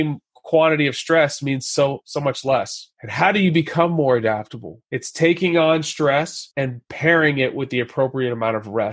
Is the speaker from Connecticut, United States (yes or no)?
no; Texas, United States; I grew up in Texas, went to Texas A&M